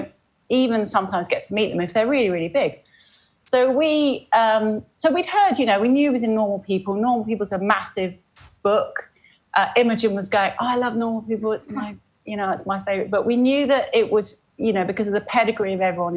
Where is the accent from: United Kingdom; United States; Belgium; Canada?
United Kingdom; Oxford, South East England; now in Cambridge, United Kingdom; I grew up in Oxford